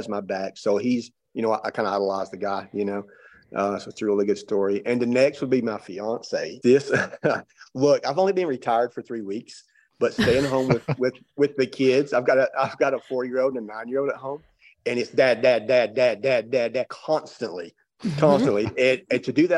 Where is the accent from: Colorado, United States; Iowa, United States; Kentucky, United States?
Kentucky, United States; Pike County, Eastern; moved away as an adult; now in Knoxville, United States; I grew up in Eastern Kentucky in very, very poor rural area